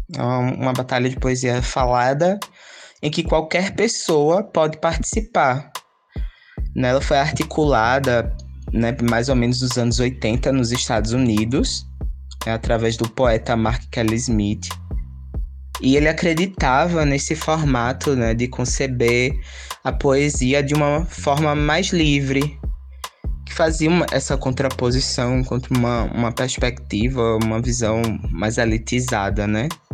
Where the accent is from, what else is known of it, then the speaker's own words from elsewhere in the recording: Garanhuns, Pernambuco, Brazil; also born or lived in Ibura, Recife; now in Recife, Brazil; sou natural de Garanhuns